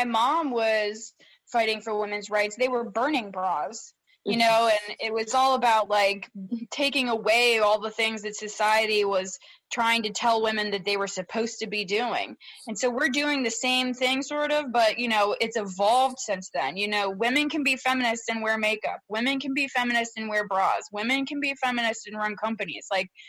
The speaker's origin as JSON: {"language": "English", "town": "Baltimore", "region": "Maryland", "country": "United States", "tie": "born there", "said": "You know, I was born in Baltimore. There's not much people can do without me clapping back at them, you know?"}